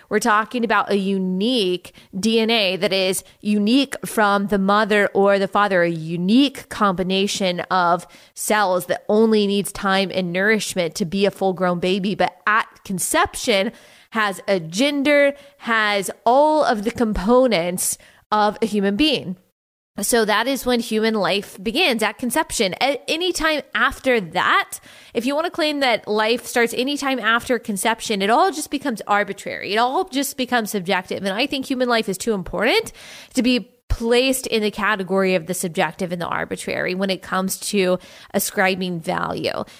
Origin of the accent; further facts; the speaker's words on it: United States; we are to live in the United States of America